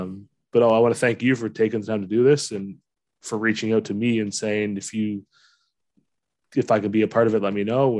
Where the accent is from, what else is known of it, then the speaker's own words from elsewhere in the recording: London, Ontario, Canada; now in Sarnia, Canada; I grew up in London, Fanshawe Western